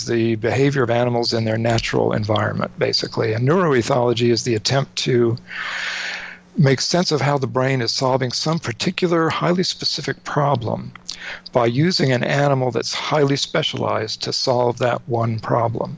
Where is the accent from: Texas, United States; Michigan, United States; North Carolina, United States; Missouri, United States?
North Carolina, United States; I grew up in North Carolina. My parents were from New York and Rhode Island. But I grew up in North Carolina